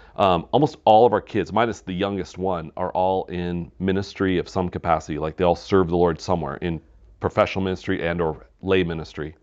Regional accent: Wisconsin, United States; growing up in Wisconsin

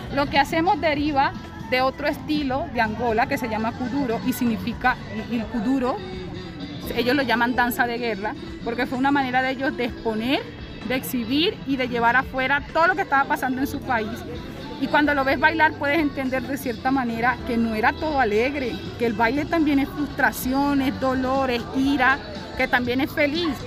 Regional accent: Venezuela; now in Bogotá, Colombia; Siendo yo mujer, venezolana y negra

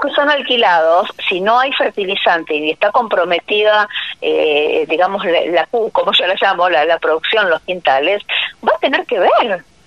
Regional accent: Bigand, Santa Fe, Argentina; en mi pueblo, o sea, que yo estoy de Vigán, provincia de Santa Fe

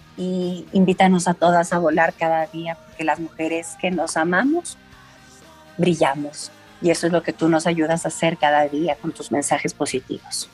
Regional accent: Ecuador; Somos ecuatorianas de carne y hueso

